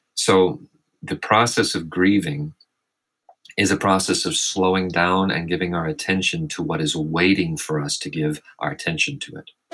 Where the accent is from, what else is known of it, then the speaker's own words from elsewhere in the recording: Arkansas, United States; moved away as an adult; also born or lived in California; born and raised in Arkansas